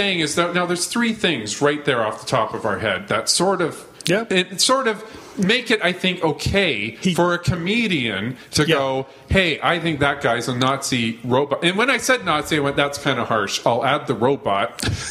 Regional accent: Alberta, Canada; now in Toronto, Canada; I grew up in Alberta

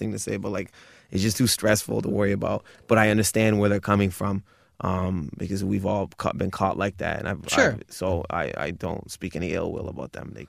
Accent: Windsor, Ontario, Canada; now in Toronto, Canada; Windsor, I'll probably close because it's my hometown.

